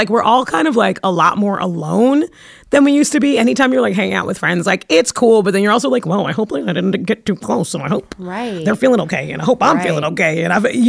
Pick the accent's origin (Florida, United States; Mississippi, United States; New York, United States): New York, United States; New York City; I'm from Brooklyn